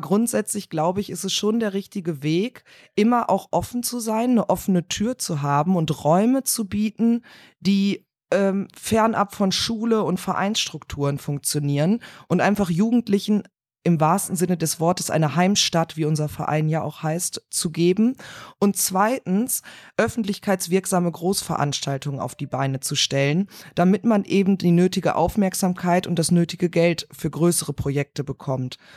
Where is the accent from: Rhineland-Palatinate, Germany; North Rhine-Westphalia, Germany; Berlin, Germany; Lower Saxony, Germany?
North Rhine-Westphalia, Germany; Cologne; bin Kölnerin, lebe dort im Kölner Süden